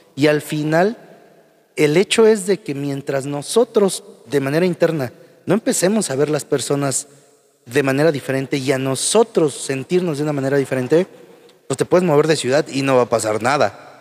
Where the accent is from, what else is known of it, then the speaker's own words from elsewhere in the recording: Huajuapan de León, Oaxaca, Mexico; yo soy de Guajopan de León